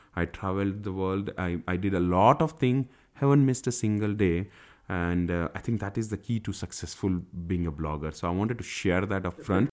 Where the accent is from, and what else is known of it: India; also born or lived in United States